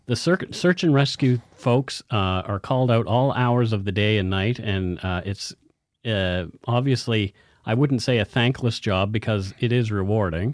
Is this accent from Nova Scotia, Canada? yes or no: yes; Halifax, Nova Scotia, Canada; moved away; my hometown, Halifax, Nova Scotia, well, I guess my birthplace